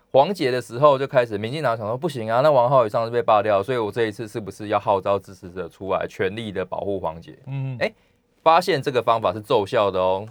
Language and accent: Chinese; Yunlin County, Taiwan; 像我乡下出生，我云林人嘛